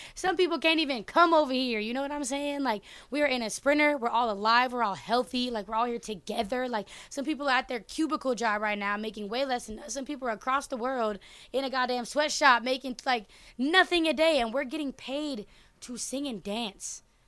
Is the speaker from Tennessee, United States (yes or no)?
no; Oakland, California, United States; I'm from Oakland. Um, which is obviously in America and California.